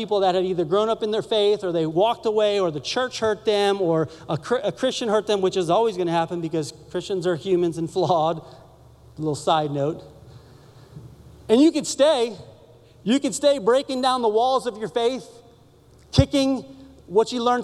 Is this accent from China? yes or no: no; Sanford, Florida, United States; I grew up in Orlando, north of Orlando, in a little town called Sanford